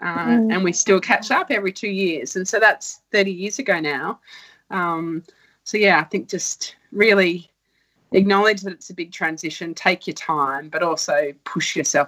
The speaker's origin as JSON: {"language": "English", "region": "New South Wales", "country": "Australia", "tie": "born or raised there", "said": "I chose it because it was close to my hometown. So I remember I got accepted into Sydney Uni, but the city was too big and scary for me. So I went to the local uni that was 2 hours away."}